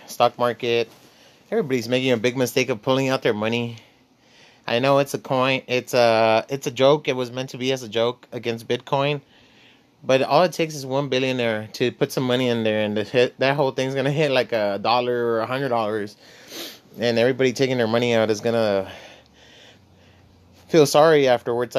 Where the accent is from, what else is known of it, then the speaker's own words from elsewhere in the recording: Laredo, Texas, United States; I was born in Laredo, Texas. I come from the barrio